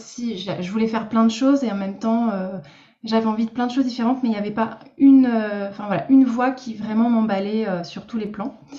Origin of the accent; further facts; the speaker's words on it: Lorraine, Grand Est, France; moved away as an adult; now in Bordeaux, France; je suis Lorraine à la base